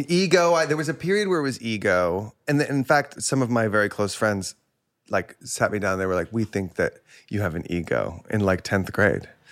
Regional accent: Plano, Texas, United States; also born or lived in Houston, Texas; I grew up mostly in Plano, Texas. I was born outside Houston, and then I moved when I was, like, six or seven to Plano

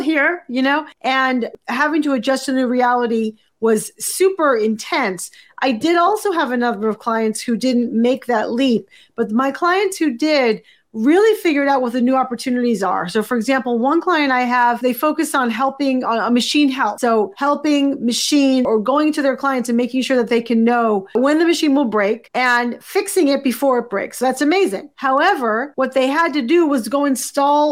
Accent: Boston, Massachusetts, United States; moved away as an adult; also born or lived in New York City; now in Montclair, United States; I'm from Boston originally

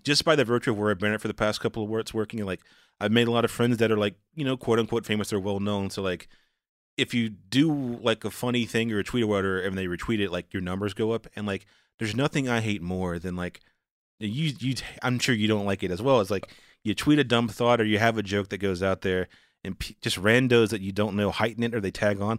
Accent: the South, United States; moved away; I'm from the South, like, I'm from, like, a very rural place

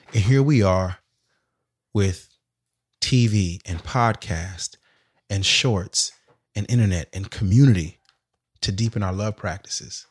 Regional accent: Sacramento, California, United States; moved away as an adult; going to Hampton, but coming from South Sac, I was kinda always reminded I'm from South Sac

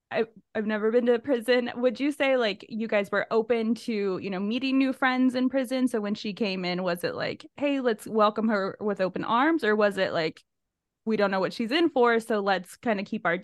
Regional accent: Siskiyou County, California, United States; It's about 20 miles north of where I grew up in Siskiyou County, so very Northern California.

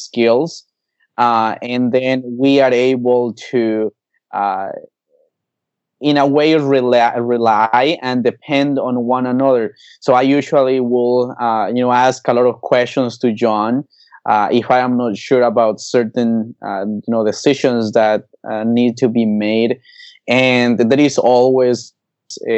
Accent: Colombia; also born or lived in Norway; now in United States; growing up in Colombia, one of the things that I had to do was to bring the horses to my dad

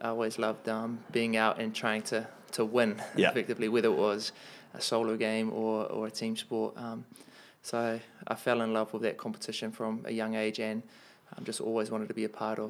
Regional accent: Porirua, Wellington, New Zealand; born and bred in Porirua. My whānau is actually from Matata, so we're in Ngāti Rangatihi. That's where my dad's family's from. And then my mum's family, she's from Porirua.

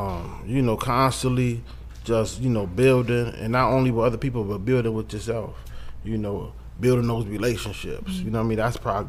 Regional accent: Buffalo, New York, United States; I'm from Buffalo.

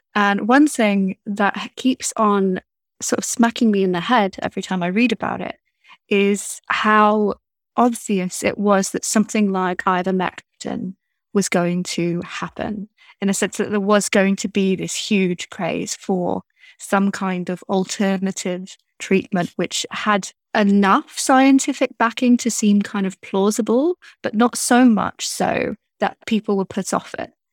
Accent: United Kingdom; being British

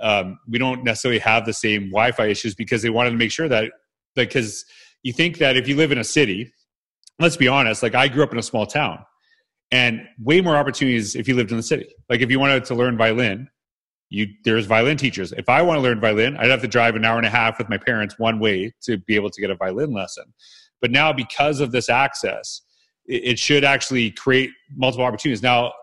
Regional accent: Canada; And it's Canadian too, right? We're both Canadian.

